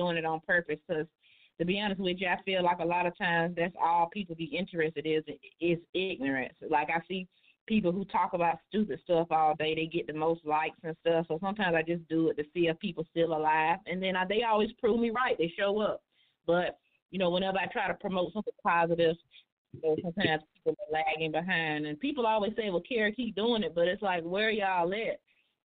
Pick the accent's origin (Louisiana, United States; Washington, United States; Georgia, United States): Georgia, United States; Macon; moved away; I don't live in Macon anymore, but hell, I was born in Macon. My sweat and tears is from Macon